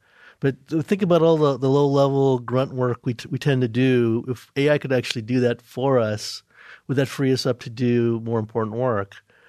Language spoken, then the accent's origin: English; New York, United States; Where I'm originally from, New York.